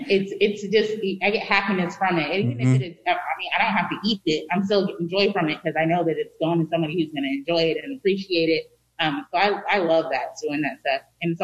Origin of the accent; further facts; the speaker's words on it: Sacramento, California, United States; Actually, I'm from South Sac. I grew up in Meadowview.